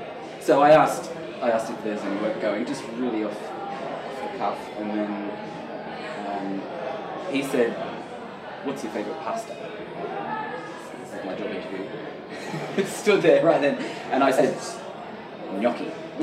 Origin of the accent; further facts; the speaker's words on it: Sydney, New South Wales, Australia; now in London, United Kingdom; Sydney. Sydney? Yeah. And then kind of grew up in the outskirts around there.